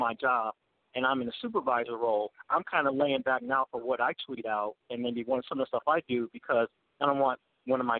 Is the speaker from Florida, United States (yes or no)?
no; Detroit, Michigan, United States; now in Phoenix, United States; growing up in Detroit